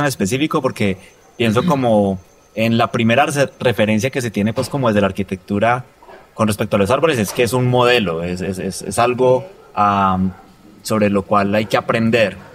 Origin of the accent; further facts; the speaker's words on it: Roldanillo, Valle del Cauca, Colombia; soy de Roldanillo